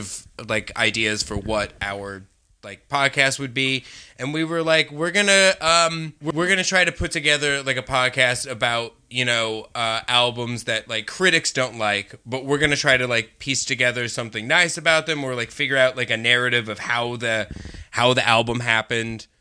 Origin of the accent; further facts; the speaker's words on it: Colorado, United States; I'm from Colorado.